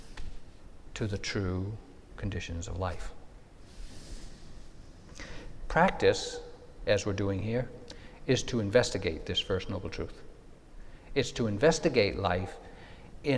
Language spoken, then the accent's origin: English; New England, United States; when I was growing up in New England back in the 50s